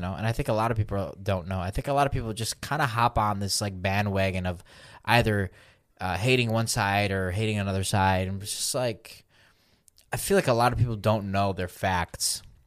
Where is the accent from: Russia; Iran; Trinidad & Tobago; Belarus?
Belarus; moved away; I'm from Belarus